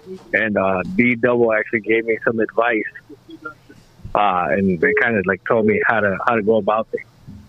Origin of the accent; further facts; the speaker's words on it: Chicago, Illinois, United States; Well, no, I'm actually from Chicago.